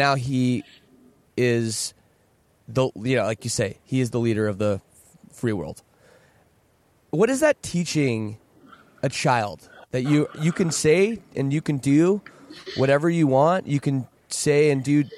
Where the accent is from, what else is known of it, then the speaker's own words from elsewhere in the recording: Canada; I'm Canadian